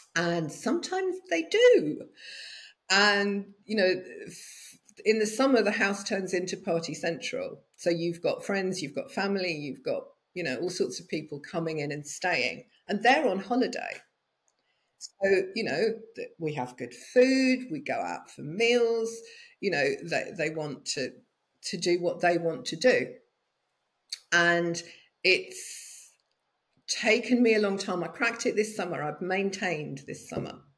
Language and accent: English; United Kingdom; moved away as an adult; also born or lived in London; now in France; I've spent most of my life in the UK, but I've been living in southern France for the last seven years